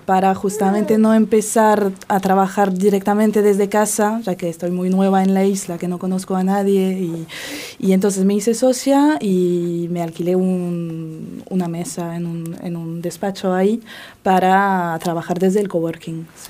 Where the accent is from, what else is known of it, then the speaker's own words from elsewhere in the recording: France; also born or lived in Barcelona, Spain; now in Menorca, Spain; soy francesa y es estuve viviendo en Barcelona durante tres años y recién me mudé a Menorca